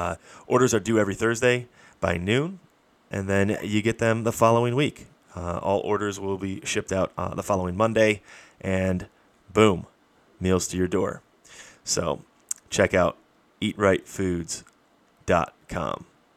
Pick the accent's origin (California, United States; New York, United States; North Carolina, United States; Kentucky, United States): New York, United States; Buffalo; moved away; We're both originally from Buffalo, New York